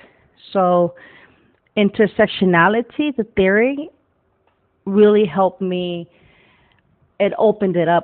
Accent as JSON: {"language": "English", "town": "Wilmington", "region": "California", "country": "United States", "tie": "born or raised there", "said": "I grew up in Wilmington, California, went to Banning High."}